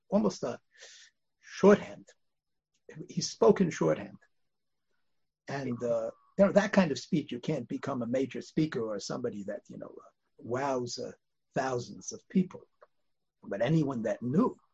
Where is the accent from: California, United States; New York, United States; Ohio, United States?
New York, United States; New York City; also born or lived in Bialystok, Poland / Lodz, Poland; We grew up on the Upper West Side.